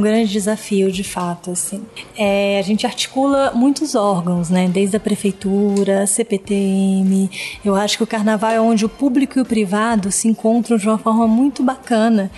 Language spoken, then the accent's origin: Portuguese; Bahia, Brazil; moved away; eu sou baiana Hum. Então eu convivi com o carnaval de rua desde pequena